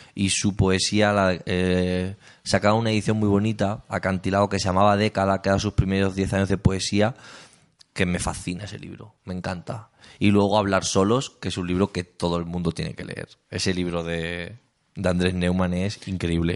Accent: Talavera de la Reina, Castilla-La Mancha, Spain; also born or lived in Cuenca; yo soy de Castilla-La Mancha.

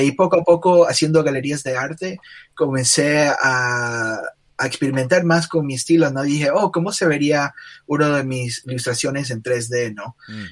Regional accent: Guayaquil, Guayas, Ecuador; now in United States; soy de Guayaquil, Ecuador. estudié ah, arte e ilustración aquí en los Estados Unidos

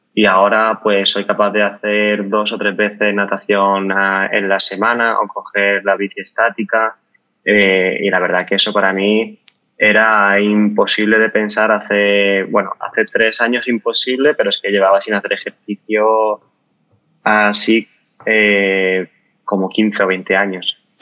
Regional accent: Málaga, Andalusia, Spain; now in Madrid, Spain; soy de Málaga, pero vivo en Madrid.

